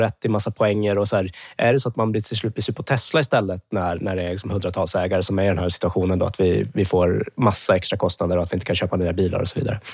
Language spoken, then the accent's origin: Swedish; Luleå, Norrbotten County, Sweden; jag är uppvuxen i Luleå